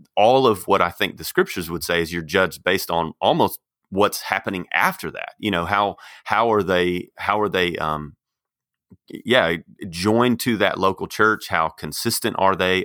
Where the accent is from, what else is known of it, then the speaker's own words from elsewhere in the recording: Texas, United States; moved away as an adult; also born or lived in Arkansas; now in Kansas City, United States; I grew up in Texas